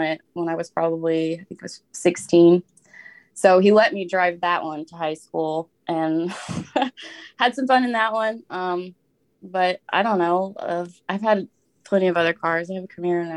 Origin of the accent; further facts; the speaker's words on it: Southern Indiana, United States; I'm from Southern Indiana